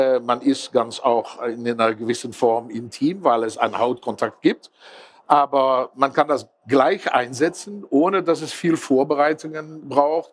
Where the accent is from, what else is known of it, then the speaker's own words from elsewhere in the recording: Netherlands; Ich bin Holländer, Niederländer